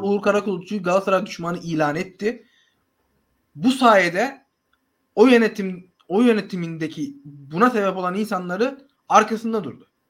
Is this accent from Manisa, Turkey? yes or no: yes; Akhisar, Manisa, Turkey; ben Akisarlıyım